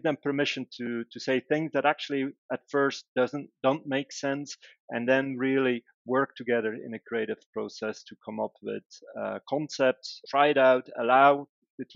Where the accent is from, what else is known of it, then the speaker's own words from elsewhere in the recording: Belgium; moved away; Originally, I'm from Belgium.